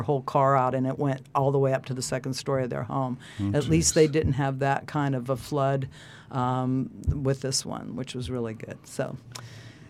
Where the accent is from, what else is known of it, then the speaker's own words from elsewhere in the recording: Palm Beach County, Florida, United States; now in Santa Barbara, United States; I grew up in Palm Beach County, Florida